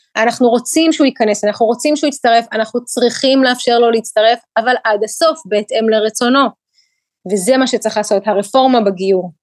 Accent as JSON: {"language": "Hebrew", "country": "Ukraine", "tie": "born or raised there", "moved": "yes", "lives_now": "Israel", "said": "ילידת אוקראינה. כשאני עליתי לארץ בשנת 91, זה היה אחרי אה, שהמדינה שבה גדלתי ונולדתי"}